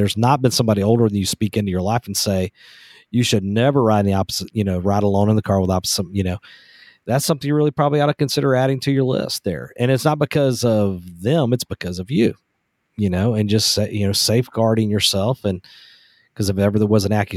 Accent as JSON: {"language": "English", "region": "the South", "country": "United States", "said": "We're from the South"}